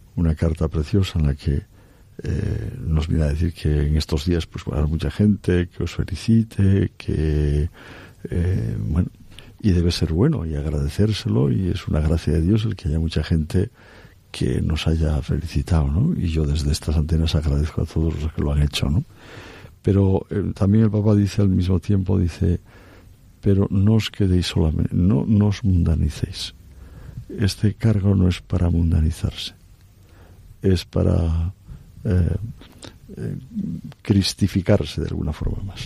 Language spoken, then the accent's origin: Spanish; Cantabria, Spain; moved away as an adult; also born or lived in Oviedo; now in Madrid, Spain; desde la bien aparecida en esa vocación de mi tierra